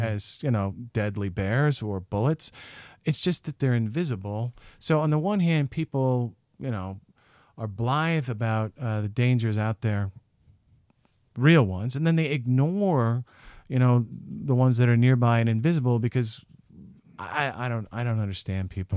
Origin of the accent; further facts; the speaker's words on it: Western Washington, United States; moved away as an adult; now in Salt Lake City, United States; growing up in Western Washington